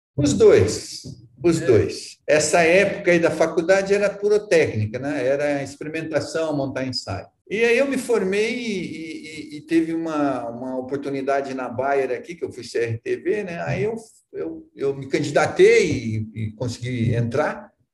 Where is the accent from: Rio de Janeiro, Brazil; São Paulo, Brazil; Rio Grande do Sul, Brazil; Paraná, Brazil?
Paraná, Brazil; Arapongas; moved away; Eu sou de Arapongas. Aqui do norte do Paraná, nasci em Arapongas e depois morei em vários lugares, mas sou aqui do norte do Paraná